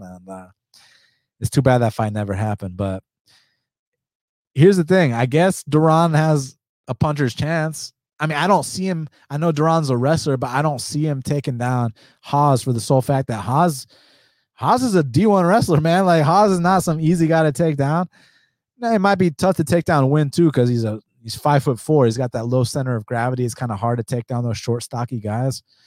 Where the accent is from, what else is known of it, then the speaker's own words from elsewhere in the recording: United States; I'm from the United States. Even though I'm first generation American, I'm from the United States